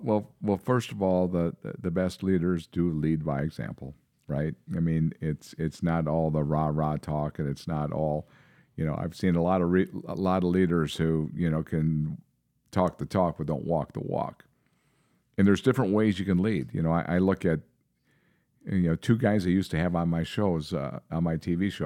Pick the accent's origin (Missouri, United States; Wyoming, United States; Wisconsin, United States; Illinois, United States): Wisconsin, United States; Seymour; now in Minnesota, United States; I moved away from Seymour, Wisconsin. I grew up in that little town outside Green Bay.